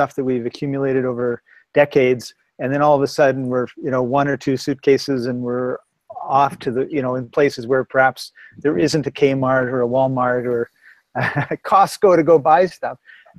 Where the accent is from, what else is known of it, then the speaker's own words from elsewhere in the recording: Winnipeg, Manitoba, Canada; moved away as an adult; also born or lived in British Columbia; I grew up in Winnipeg